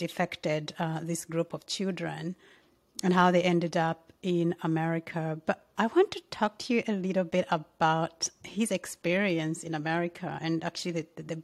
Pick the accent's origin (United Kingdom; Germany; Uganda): Uganda; I'm from Uganda, so South Sudan is just our neighboring country